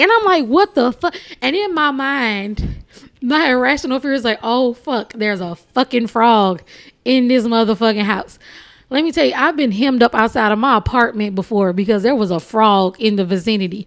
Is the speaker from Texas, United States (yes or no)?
yes; Texas, United States; born or raised there